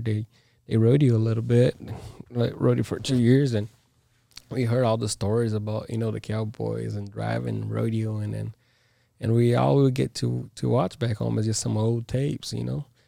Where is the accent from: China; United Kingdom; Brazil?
Brazil; now in United States; I'm from Brazil.